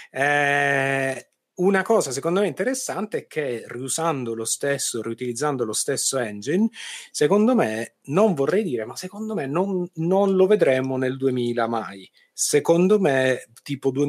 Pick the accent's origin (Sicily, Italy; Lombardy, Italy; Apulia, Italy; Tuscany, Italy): Sicily, Italy; accent: Sicilian; pure ah, io ah, sono siciliano. Con, Salve, questo, con questo, accento cioè. tipico, tipico accento siciliano.